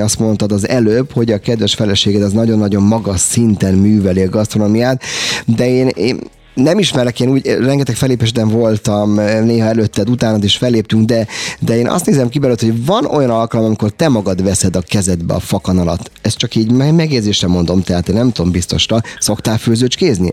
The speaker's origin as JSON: {"language": "Hungarian", "region": "Budapest", "country": "Hungary", "tie": "born or raised there", "said": "én született budapesti vagyok"}